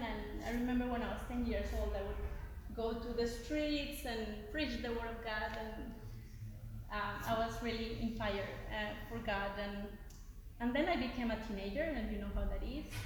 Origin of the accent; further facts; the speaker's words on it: Bogota, Bogotá Capital District, Colombia; moved away as an adult; also born or lived in Mexico; I am from Colombia. I grew up in Bogota, the capital, and then when I was 18 years old, I moved to Mexico um, where my father's family lived